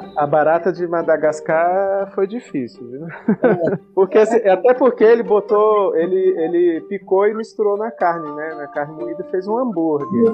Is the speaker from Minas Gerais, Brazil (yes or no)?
no; Brasília, Federal District, Brazil; Quando eu era criança aqui em Brasília